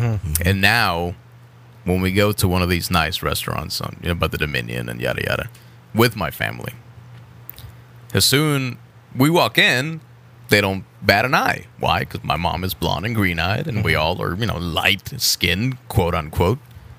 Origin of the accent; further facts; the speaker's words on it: Mexico; being that I am from Mexico. Not that I, quote unquote, look like the stereotypical Mexican that everybody thinks